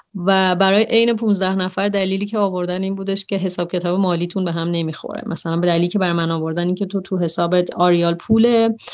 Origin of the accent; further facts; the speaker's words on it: Iran; من یه دختر بکپکر ایرانی هستم